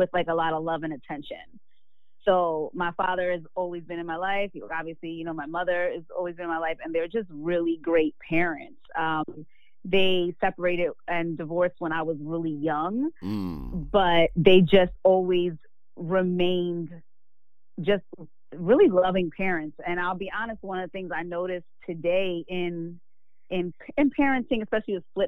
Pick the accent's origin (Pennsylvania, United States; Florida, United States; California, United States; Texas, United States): Pennsylvania, United States; Philadelphia; I'm from Philly and I did radio